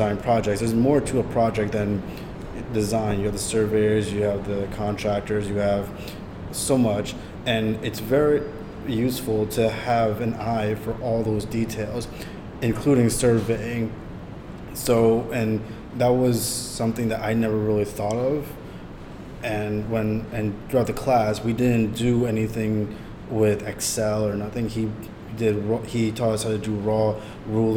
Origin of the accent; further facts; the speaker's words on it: New York City, New York, United States; I was born and raised in the Bronx, and I grew up in New York City